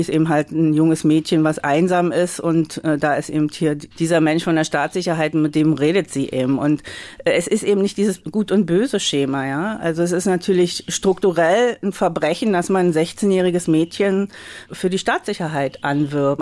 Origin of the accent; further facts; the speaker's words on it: Magdeburg, Saxony-Anhalt, Germany; ich bin ja in Magdeburg groß geworden